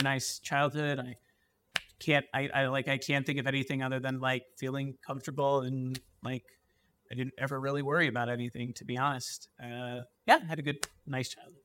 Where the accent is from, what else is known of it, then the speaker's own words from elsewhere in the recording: East Brunswick, New Jersey, United States; I grew up in East Brunswick, New Jersey